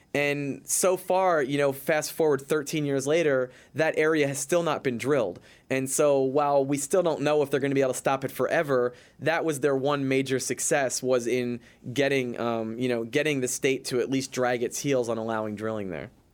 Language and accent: English; Philadelphia, Pennsylvania, United States; moved away as an adult; now in New York City, United States; I'm from Philadelphia and I've been living in New York City for, t, for tw, almost twenty years